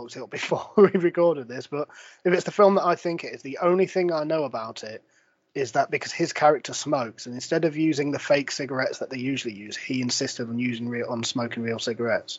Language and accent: English; Derby, East Midlands, United Kingdom; I come from Derby, and it's a very football-driven city